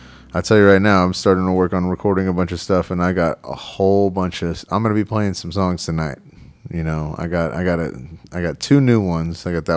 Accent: Texas, United States; moved away as an adult; also born or lived in Portland, Oregon; I'm from Texas and moved up to Portland, Oregon in 2011.

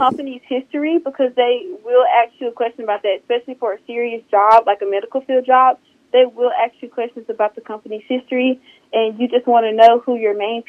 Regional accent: Southaven, Mississippi, United States; I'm from South Haven, Mississippi, and I got to Northwest by the recruiters at my high school

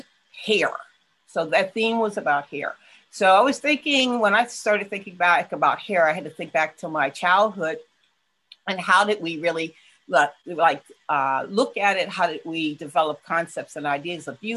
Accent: Huntington, West Virginia, United States; now in Pittsburgh, United States; my hometown of Huntington, West

